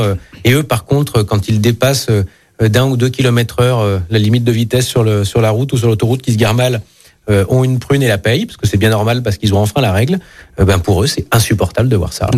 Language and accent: French; Ain, Auvergne-Rhône-Alpes, France; moved away; je suis originaire de l'Ain